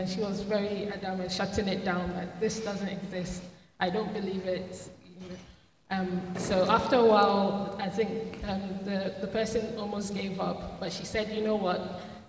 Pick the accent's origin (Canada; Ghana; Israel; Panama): Ghana; Similar to Edom, I grew up in the Methodist Church in Ghana, also very conservative, tongue speaking, but it wasn't something that happened in my local church.